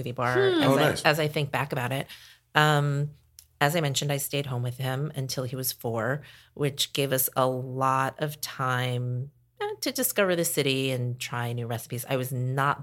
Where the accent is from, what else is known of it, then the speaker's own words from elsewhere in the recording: New York, United States; moved away as an adult; also born or lived in Philadelphia; now in Portland, United States; I grew up in New York